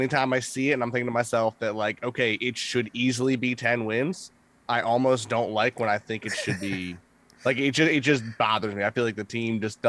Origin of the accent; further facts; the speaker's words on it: just outside of Philadelphia, Pennsylvania, United States; So I grew up just outside of Philadelphia. Pretty big sports fans, sports family as well. Mainly a hockey family to start.